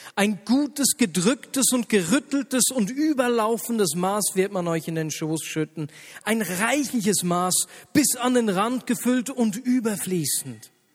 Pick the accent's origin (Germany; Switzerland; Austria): Switzerland; hier bei uns in der Schweiz